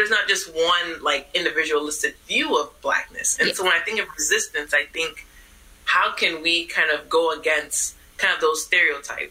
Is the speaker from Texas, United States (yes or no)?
yes; Houston, Texas, United States; I grew up in Houston, Texas, but everyone in my family is from Ghana